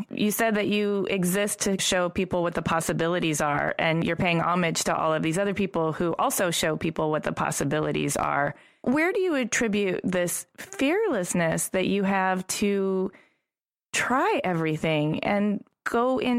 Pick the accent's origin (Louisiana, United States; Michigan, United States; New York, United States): Michigan, United States; Ypsilanti; I grew up in Ypsilanti